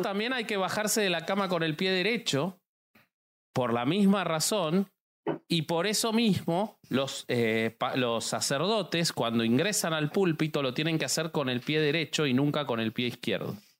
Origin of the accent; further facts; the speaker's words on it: Argentina; los argentinos somos muy supersticiosos